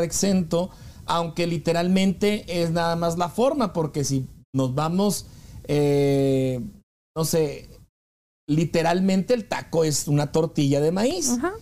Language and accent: Spanish; northern Mexico, Mexico; nosotros los del norte, los, que no somos del Distrito Federal